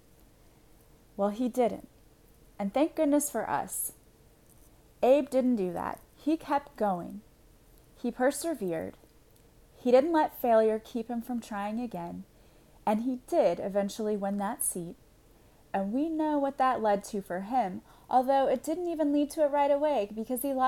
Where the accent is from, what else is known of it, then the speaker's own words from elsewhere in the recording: Illinois, United States; I'm from Illinois